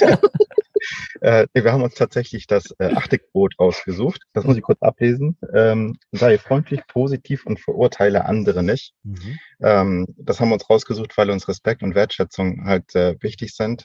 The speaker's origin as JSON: {"language": "German", "region": "Northern Germany", "country": "Germany", "said": "Als äh, Norddeutscher"}